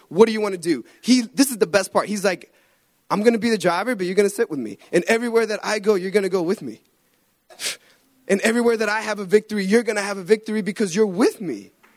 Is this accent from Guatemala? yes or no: yes; Guatemala; moved away; I'm from Guatemala.